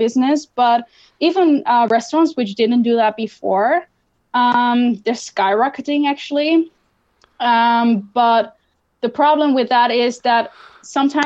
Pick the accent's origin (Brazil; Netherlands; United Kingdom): Netherlands; my home country, the Netherlands